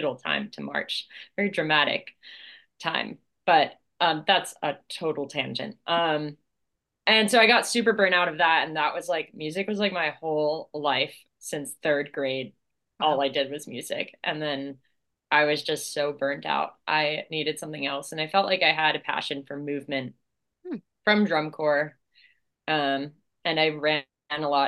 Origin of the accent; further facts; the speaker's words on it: Delaware, United States; I grew up in Delaware